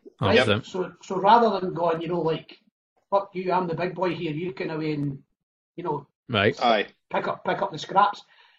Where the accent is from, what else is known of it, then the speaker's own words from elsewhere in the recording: Musselburgh, Scotland, United Kingdom; moved away as an adult; now in Glasgow, United Kingdom; I'm not from here originally. I'm from Musselburgh. So right, I've been here for 20 years.